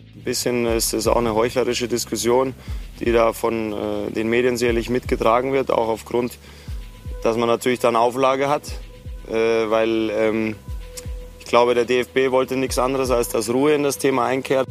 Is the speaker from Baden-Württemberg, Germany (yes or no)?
yes; Baden-Württemberg, Germany; born or raised there; also born or lived in Cairo, Egypt